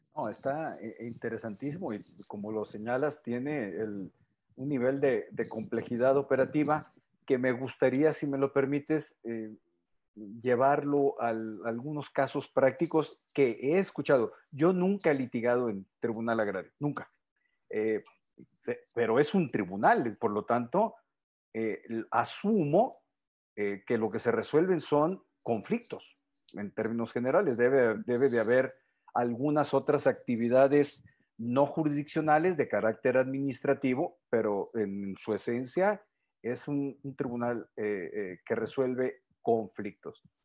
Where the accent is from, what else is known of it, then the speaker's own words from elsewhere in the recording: Sinaloa, Mexico; soy originario de Sinaloa